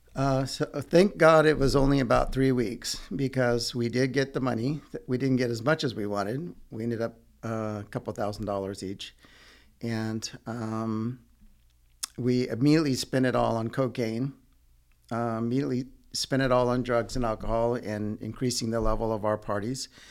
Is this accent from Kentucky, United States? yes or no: no; Redding, California, United States; also born or lived in Yuba City, California; I grew up in Northern California in a town called Redding until I was about sixteen